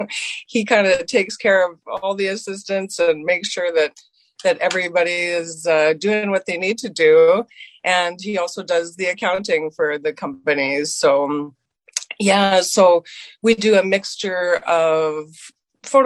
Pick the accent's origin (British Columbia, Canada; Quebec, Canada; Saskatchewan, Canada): Saskatchewan, Canada; Moose Jaw; now in Calgary, Canada; growing up in Saskatchewan. I grew up on a farm